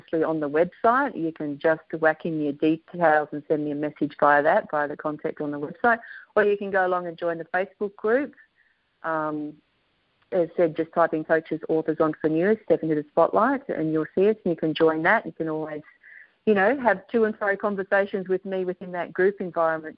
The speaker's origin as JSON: {"language": "English", "country": "Australia", "accent": "Aussie", "said": "The Americans, when I say it, tend to mix up my Aussie accent"}